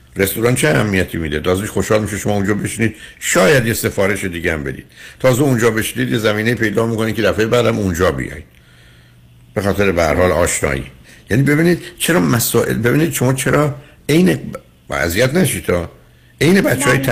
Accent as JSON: {"language": "Persian", "country": "Iran", "said": "ما ایرانی هستیم"}